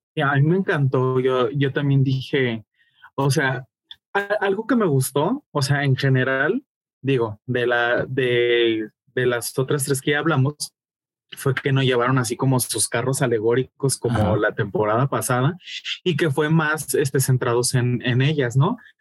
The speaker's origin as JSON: {"language": "Spanish", "country": "Mexico", "said": "yo como mexicano"}